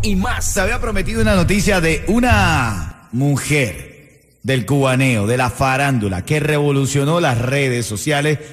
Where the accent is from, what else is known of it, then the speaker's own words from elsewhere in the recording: Cuba; now in Miami, United States; de allá donde yo soy, de Buenavista